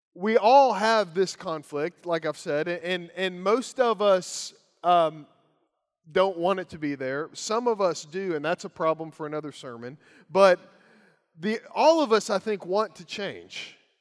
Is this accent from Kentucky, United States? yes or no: yes; Lawrenceburg, Kentucky, United States; As a teenage boy growing up in Lawrenceburg, Kentucky